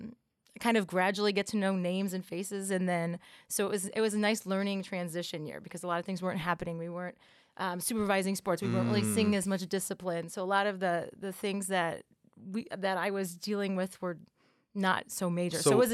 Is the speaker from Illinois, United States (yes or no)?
yes; Oak Forest, Illinois, United States; I'm from Oak Forest.